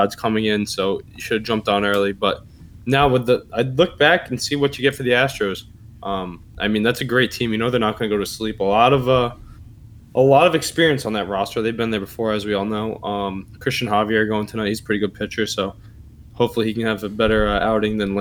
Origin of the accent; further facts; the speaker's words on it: Boston, Massachusetts, United States; my hometown Bruins